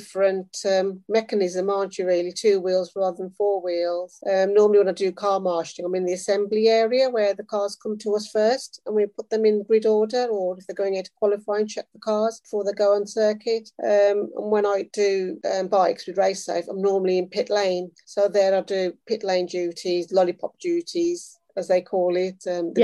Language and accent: English; Midlands, United Kingdom; accent: Midlands; moved away as an adult; also born or lived in London; now in Northampton, United Kingdom; I'm originally from the Midlands. You can probably tell from my accent.